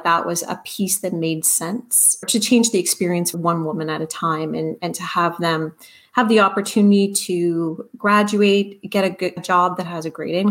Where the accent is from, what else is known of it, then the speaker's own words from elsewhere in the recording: near Orillia, Ontario, Canada; the community that I grew up near Orillia